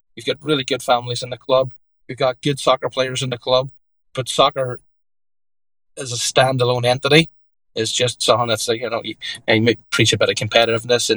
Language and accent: English; Derry, Northern Ireland, United Kingdom; moved away as an adult; now in Connecticut, United States; grew up as an Irish Catholic in Derry in Ireland